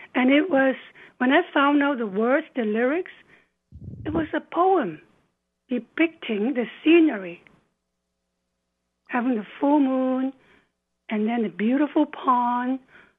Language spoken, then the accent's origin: English; Hong Kong; moved away as an adult; now in British Columbia, Canada; we grew up in Hong Kong, both of us, and it was a very open in terms of beliefs